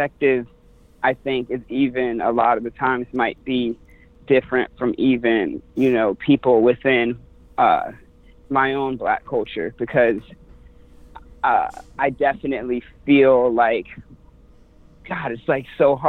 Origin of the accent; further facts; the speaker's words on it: Virginia Beach, Virginia, United States; I'm from Virginia Beach, Virginia, and I was born in North Virginia.